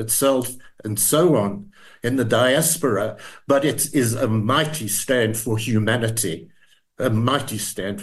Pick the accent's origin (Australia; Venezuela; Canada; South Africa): South Africa